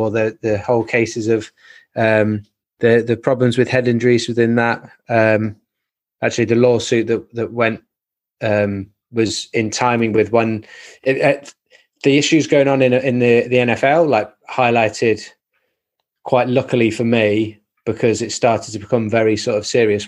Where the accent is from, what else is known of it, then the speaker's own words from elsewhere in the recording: Nottingham, East Midlands, United Kingdom; Played 13 years professionally at Nottingham, which is like my hometown club